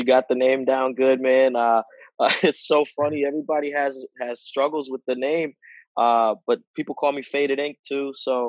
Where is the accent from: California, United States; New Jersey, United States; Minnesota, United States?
New Jersey, United States; Teaneck; Man, I'm from Jersey. I live in Northern Virginia right now, but I was born in New Jersey, Teaneck, New Jersey, North Jersey.